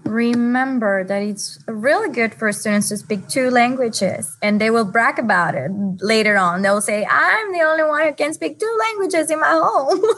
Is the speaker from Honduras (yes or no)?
yes; Honduras; now in Dare County, United States; I'm from Honduras and I work for Dare County Schools at First Flight Elementary